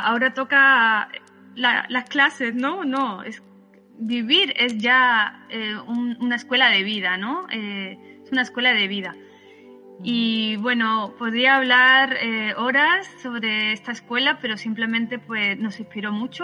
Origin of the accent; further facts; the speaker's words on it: Málaga, Andalusia, Spain; yo nací en Málaga